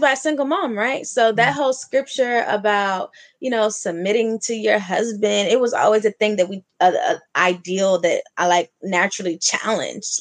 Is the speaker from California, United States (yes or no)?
yes; Oakland, California, United States; moved away; also born or lived in Atlanta; I'm from the city. I'm from Oakland. I lived in Atlanta.